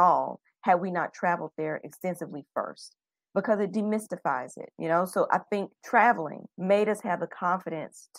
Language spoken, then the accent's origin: English; Chattanooga, Tennessee, United States; moved away as an adult; also born or lived in Indianapolis, Indiana; now in Taipei, Taiwan; I'm from Chattanooga, Tennessee